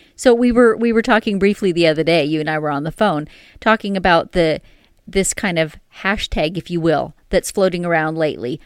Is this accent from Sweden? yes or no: no; Canada; we're Canadian